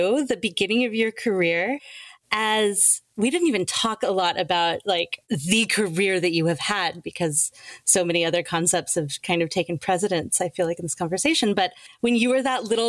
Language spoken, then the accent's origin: English; Atlanta, Georgia, United States; I grew up in Atlanta, Georgia. So I grew up in the American South.